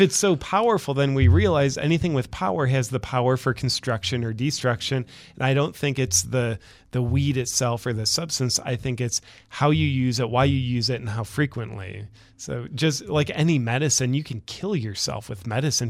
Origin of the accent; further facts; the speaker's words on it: Ohio, United States; moved away as an adult; now in Austin, United States; I'm originally from Ohio